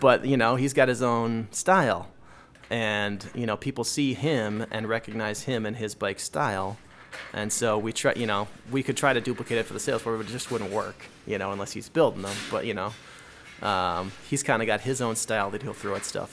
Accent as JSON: {"language": "English", "town": "Plymouth", "region": "Minnesota", "country": "United States", "tie": "born or raised there", "said": "I grew up in, uh, Minnesota, up here in the north, on the suburbs of Minneapolis, uh, the western burbs in a small, well, in a giant suburb called Plymouth, Minnesota"}